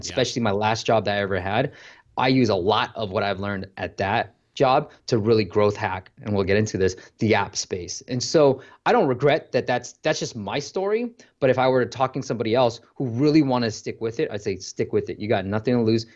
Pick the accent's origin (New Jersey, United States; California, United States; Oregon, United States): California, United States; Bay Area; I grew up in the Bay Area.